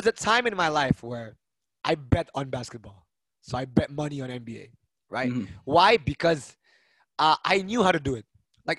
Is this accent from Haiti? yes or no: no; Norway; also born or lived in Denmark; So I grew up in Norway and Denmark.